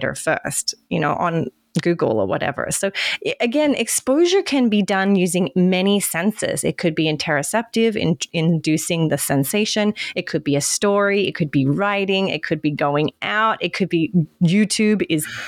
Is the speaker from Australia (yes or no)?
yes; Australia; now in California, United States; I'm from Australia, but I live in America.